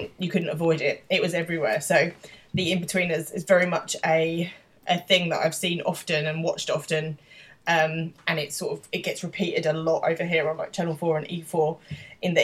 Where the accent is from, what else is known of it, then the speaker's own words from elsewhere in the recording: London, United Kingdom; I'm in London.